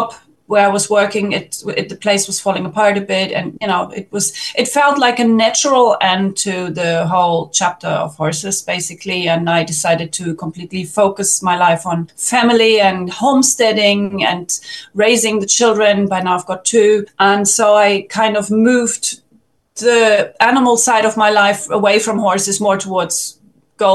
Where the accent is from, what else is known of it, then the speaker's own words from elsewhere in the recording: Germany; moved away as an adult; now in Portugal; I was born in Germany in the late 1970s